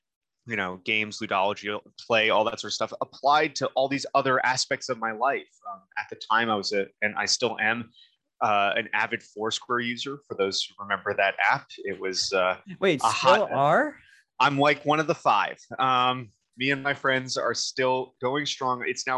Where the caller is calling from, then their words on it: Eugene, Oregon, United States; I am calling from my office in Eugene, Oregon, at the University of Oregon